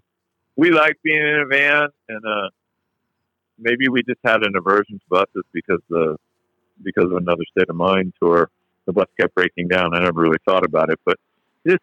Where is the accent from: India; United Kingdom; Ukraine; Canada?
Canada; now in United States; we're originally from Canada